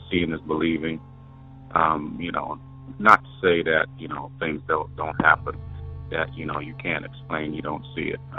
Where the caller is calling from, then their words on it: Wyoming, United States; This is …. I'm calling from Wyoming.